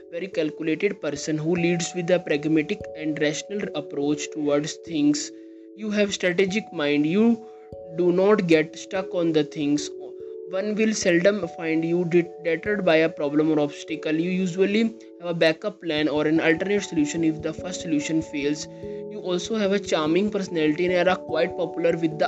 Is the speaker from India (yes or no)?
yes; India; I am from India